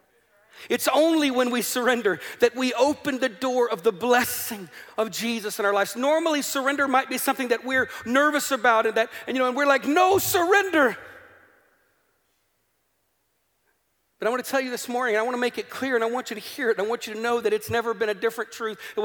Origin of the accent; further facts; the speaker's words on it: the American South, United States; moved away as an adult; now in Northern Ireland, United Kingdom; Where I grew up in America, that's a part of America that fought in a civil war.